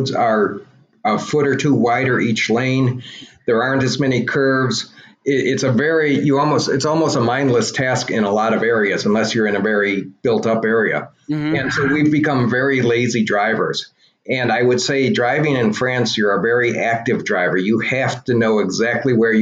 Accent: United States; I'm an American

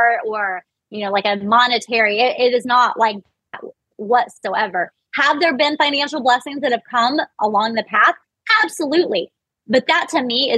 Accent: Missouri, United States; I'm from Missouri

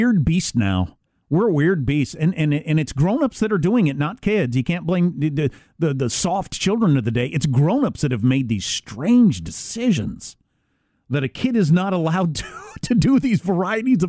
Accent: Midwest, United States; I'm from the Midwest

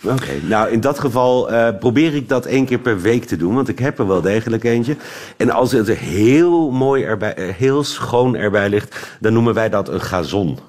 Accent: Netherlands; moved away as an adult; now in Belgium; ik ben Hollander

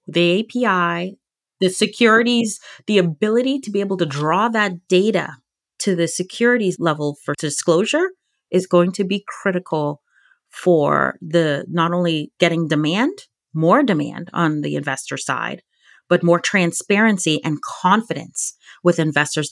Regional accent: Virginia, United States; my home state of Virginia

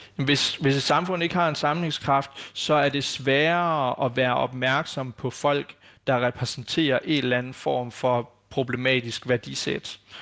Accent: Denmark; som danskere og som, øh, hvad skal man sige, borgere i det her samfund

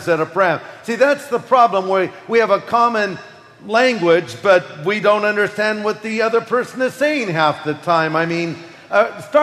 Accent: United States; I'm from America

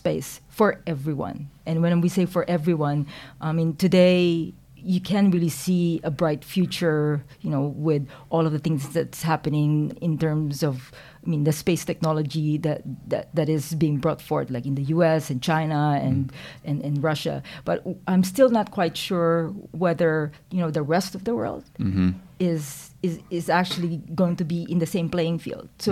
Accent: Quezon City, Metro Manila, Philippines; moved away as an adult; also born or lived in Silicon Valley; now in New Zealand; I was born in the Philippines. I was actually, I was raised there, didn't leave until I finished my undergrad

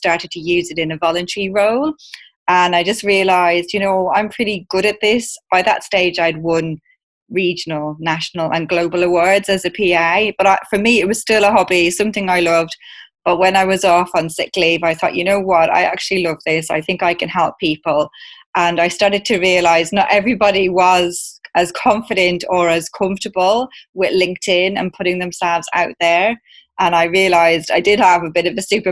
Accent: Ireland; moved away as an adult; now in London, United Kingdom; I moved over from Ireland to the UK about 18 years ago

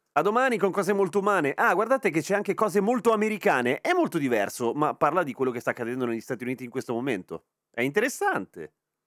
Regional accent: Lombardy, Italy; sono Lombardo

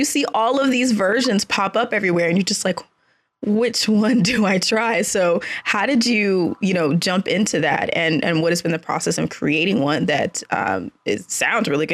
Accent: Dallas, Texas, United States; now in Austin, United States; I grew up in the Dallas-Fort Worth area and then came to Austin for school

